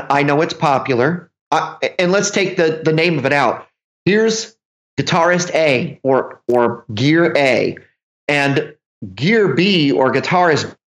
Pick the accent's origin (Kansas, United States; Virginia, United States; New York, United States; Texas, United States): New York, United States; I'm a New Yorker